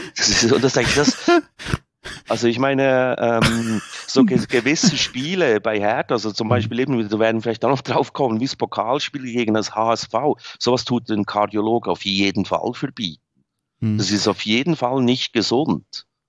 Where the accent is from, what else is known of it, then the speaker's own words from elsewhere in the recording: Bern, Switzerland; moved away as an adult; also born or lived in Berlin; geboren bin ich da. Ich bin außerhalb groß geworden